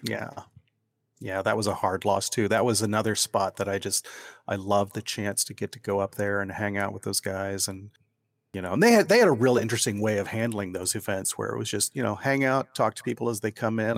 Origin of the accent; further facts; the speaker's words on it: Ohio, United States; moved away as an adult; now in Oregon, United States; I grew up in Ohio